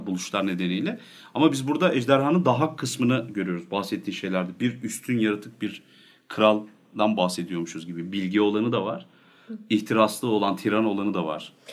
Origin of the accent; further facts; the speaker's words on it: Nevşehir, Turkey; ben Nevşehirliyim.